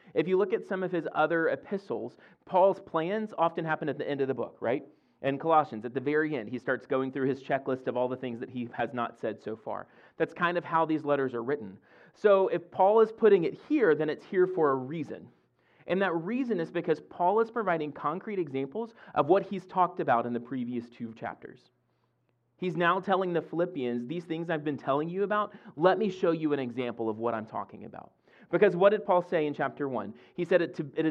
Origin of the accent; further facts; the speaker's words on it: Mississippi, United States; moved away as an adult; now in Fredericksburg, United States; I grew up in Olo, Mississippi